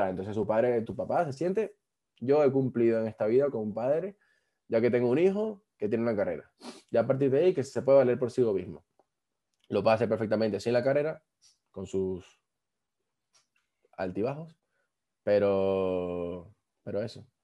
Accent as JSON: {"language": "Spanish", "country": "Venezuela", "moved": "as an adult", "said": "Yo salí de Venezuela, yo había estudiado un año ingeniería informática."}